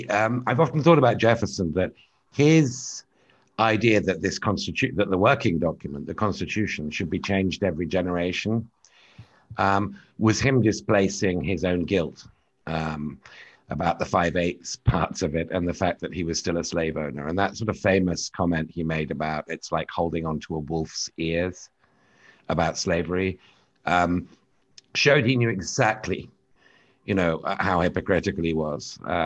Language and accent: English; United Kingdom; now in United States; And as a Brit, it's a very flattering theory of the world, because it says America broke off because Britain was abolitionist. But as somebody living here